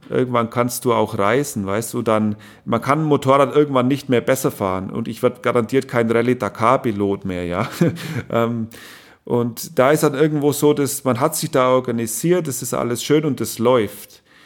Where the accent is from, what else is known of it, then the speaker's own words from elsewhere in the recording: East Germany, Germany; bei uns in Ostdeutschland